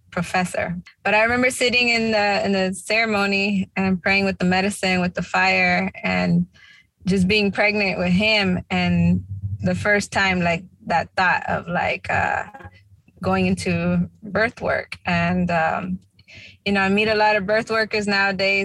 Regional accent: Tulare, California, United States; moved away as an adult; also born or lived in New Jersey / New York; now in East Coast, United States; They gave birth to me in California, small town, Tulare. Our families, their families come from Jalisco and Zacatecas, Mexico. And yeah, I was born and raised out there in Cali, but I've been on the East Coast for the past 16 years.

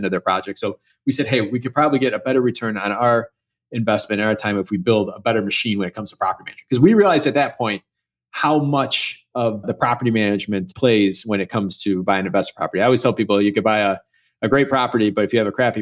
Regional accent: Chicago, Illinois, United States; I grew up, born and raised in Chicago in the suburbs

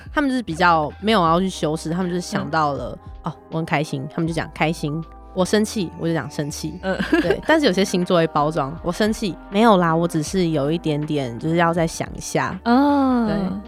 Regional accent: Nantou County, Taiwan; Hello，大家好，

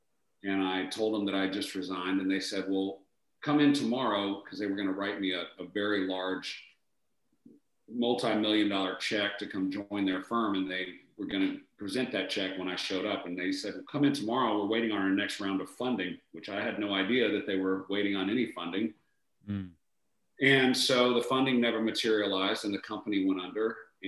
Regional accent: Atlanta, Georgia, United States; I'm originally from Atlanta. I grew up here, and you know, Atlanta's such a transient city that I'm kind of in the minority of growing up and being born here. So I went to high school here

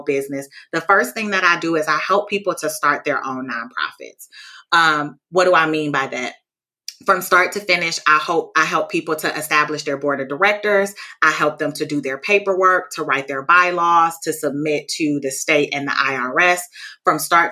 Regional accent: Milwaukee, Wisconsin, United States; I'm born and raised in Milwaukee

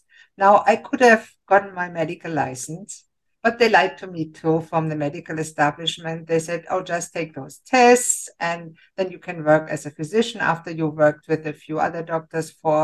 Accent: Germany; moved away as an adult; now in Canada; I grew up in Germany and I became a physician

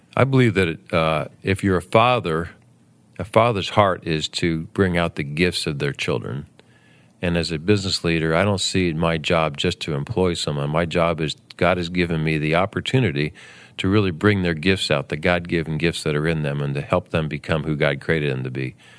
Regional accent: Southern Ohio, United States; also born or lived in Bowling Green, Ohio; I grew up in Southern Ohio and moved north to Bowling Green, Ohio

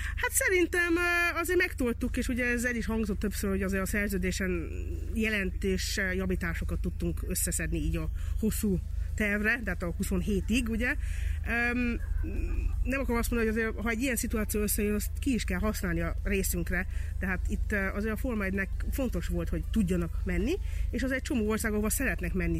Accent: Hungary; én itt nőttem föl

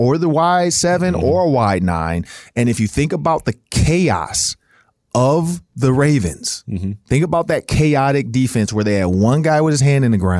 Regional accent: Detroit, Michigan, United States; That's how I grew up in Detroit as well.

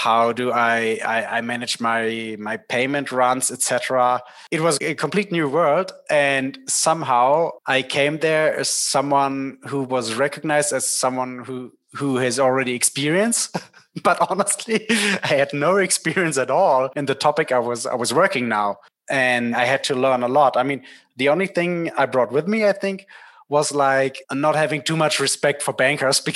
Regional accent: Berlin, Germany; I was born in Berlin and the bank was as well in Berlin. And I wanted to stay in Berlin

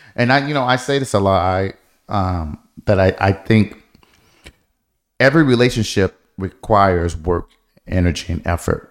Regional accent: Detroit, Michigan, United States; moved away; growing up in Detroit, y, there were so many things that we did not have

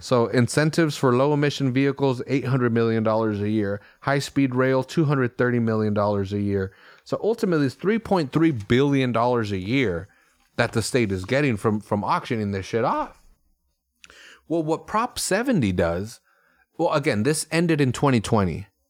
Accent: Salinas, California, United States; I grew up in Salinas where cops get in the way with committing crimes.

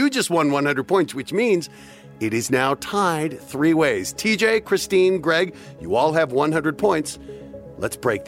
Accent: Colorado, United States; My home state

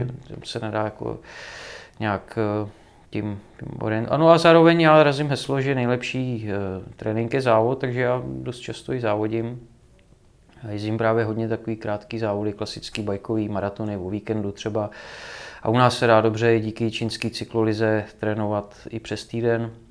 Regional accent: Czechia; jsem z Krkonoší, jak já vyrůstal na horách

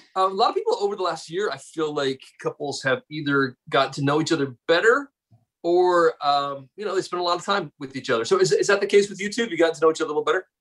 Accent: South Carolina, United States; Growing up in South Carolina, same thing because uh, there was no other team for us but the Braves

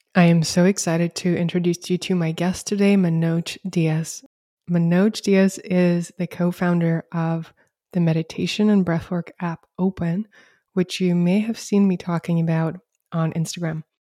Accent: Russia; moved away as an adult; also born or lived in Canberra, Australia; now in United States; We moved from Russia, where I'm originally from, to Canberra

